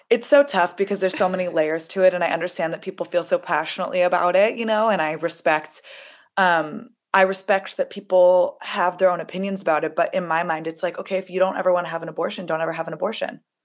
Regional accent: Los Angeles, California, United States; I'm from Los Angeles, which is a very accepting, loving place

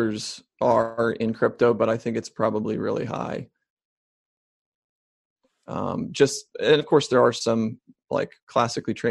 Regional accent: Ohio, United States; I grew up in Ohio

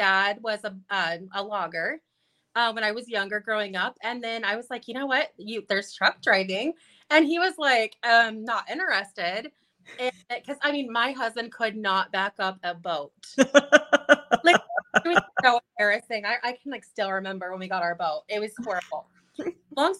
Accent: California, United States; moved away; also born or lived in Wisconsin / Coeur d'Alene, Idaho; I'm from California

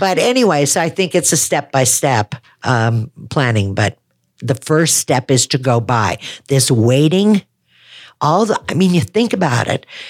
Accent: Wisconsin, United States; moved away; I'm a Wisconsin girl

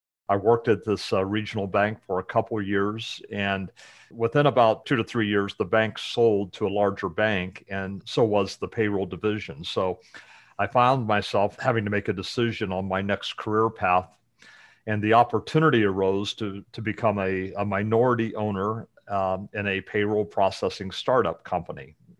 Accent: Muncie, Indiana, United States; But about me, I grew up in Indiana, in the Muncie area, just north of Indy.

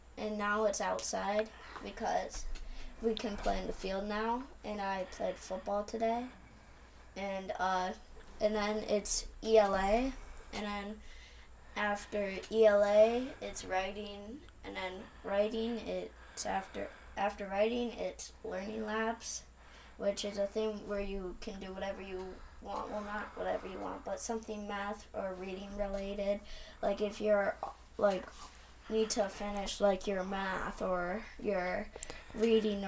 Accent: Grand Haven, Michigan, United States; I grew up in Grand Haven

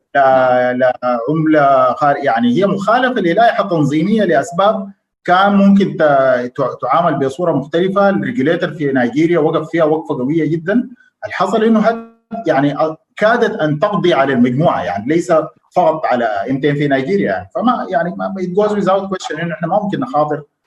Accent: Sudan

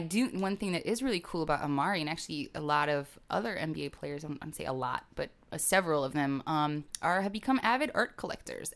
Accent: Green Bay, Wisconsin, United States; now in Brooklyn, United States; I grew up watching a lot of football 'cause I grew up in Green Bay, Wisconsin

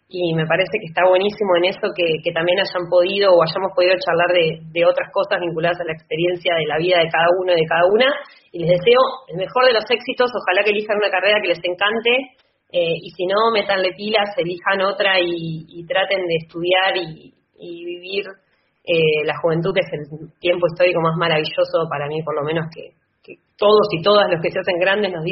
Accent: La Plata, Buenos Aires Province, Argentina; la ciudad de La Plata, que es el espacio que yo transito de toda mi vida, porque soy platense.

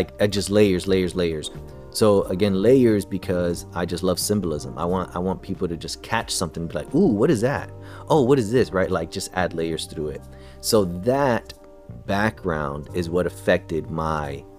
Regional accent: New York City, New York, United States; also born or lived in Connecticut / New Jersey; I was born in Brooklyn, grew up in the city, all around the tri-state area

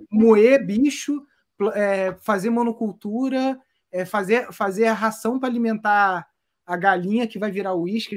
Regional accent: Brazil; eu fui nascido e criado aqui na Mata Atlântica

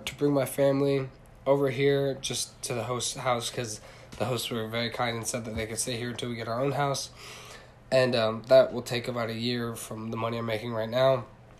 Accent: Shinjuku, Tokyo, Japan; So I was born in Shinjuku, Japan, and that's where I grew up and actually where I was raised.

